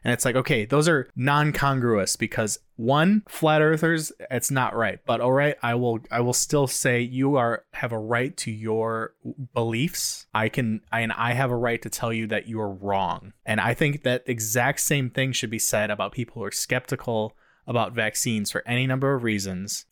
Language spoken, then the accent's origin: English; United States; the freedoms we have as Americans